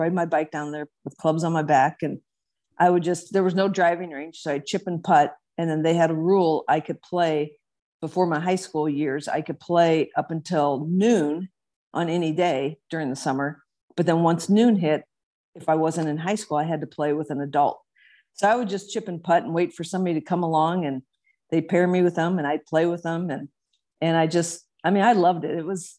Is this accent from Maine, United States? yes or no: no; Sibley, Iowa, United States; My dad was a physician there in Northwest Iowa in Sibley.